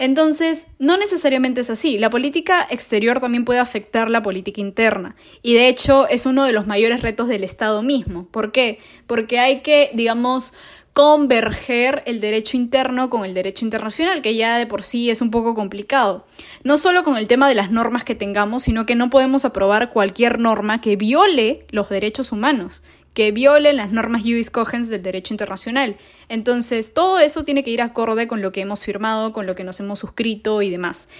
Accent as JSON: {"language": "Spanish", "country": "Peru", "said": "como peruanos debemos preocuparnos"}